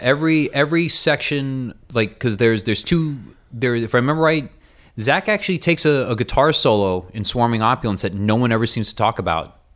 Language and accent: English; Miami, Florida, United States; now in New York, United States; all the years I grew up in Miami